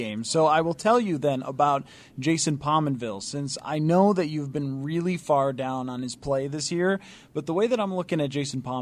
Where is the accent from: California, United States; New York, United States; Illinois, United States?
New York, United States; Buffalo; now in Minnesota, United States; I grew up in the Western New York, Buffalo area